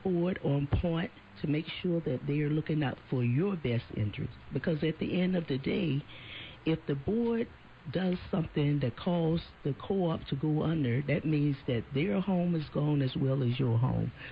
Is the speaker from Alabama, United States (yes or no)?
yes; Alabama, United States; moved away; where I grew up from in Alabama